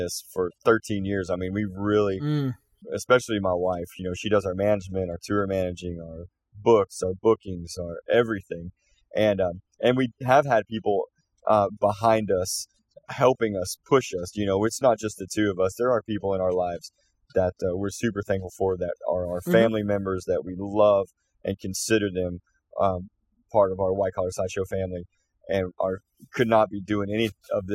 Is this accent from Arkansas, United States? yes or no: yes; Fort Smith, Arkansas, United States; we're from Fort Smith, Arkansas, and we love being from that area